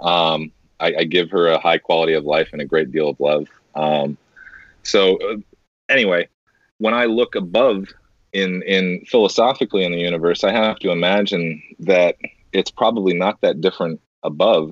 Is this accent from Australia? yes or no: no; United States; I, as an American, I'll speak for a lot of us here in America.